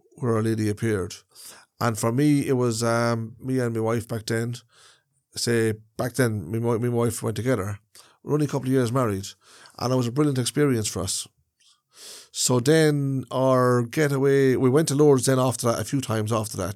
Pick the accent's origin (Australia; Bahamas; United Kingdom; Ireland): Ireland; travelers are a part of Irish society. They are, we are Irish people